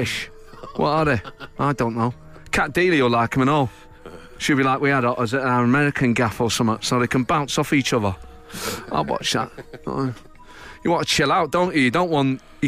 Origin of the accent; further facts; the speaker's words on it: Manchester, North West England, United Kingdom; You know, I grew up in Manchester, so that's all it was, you know.